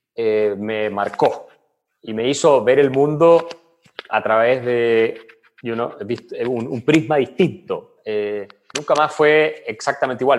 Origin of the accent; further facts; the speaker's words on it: Villarrica, Araucanía, Chile; moved away; also born or lived in Santiago, Chile / Heidelberg, Germany; yo crecí en Villarrica, llegué a Santiago